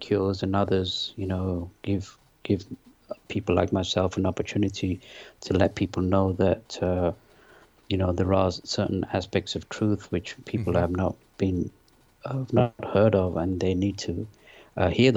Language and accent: English; London, United Kingdom; born or raised there; also born or lived in Pakistan / north of England; now in United States